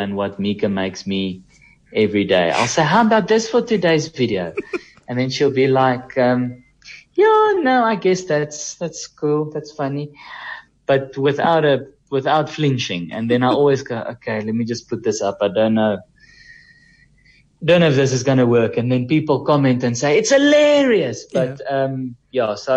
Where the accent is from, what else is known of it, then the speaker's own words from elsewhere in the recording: Kempton Park, Gauteng, South Africa; also born or lived in Cape Town; I'm from the East Rand